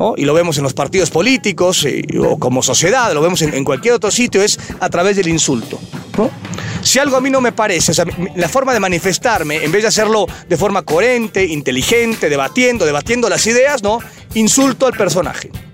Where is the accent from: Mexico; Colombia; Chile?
Mexico; Satélite, State of Mexico; mi pueblo, satélite